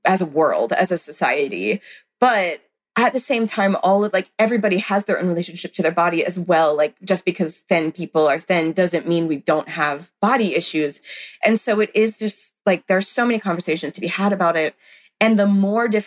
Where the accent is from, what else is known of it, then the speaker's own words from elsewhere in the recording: the South, United States; I grew up in the South.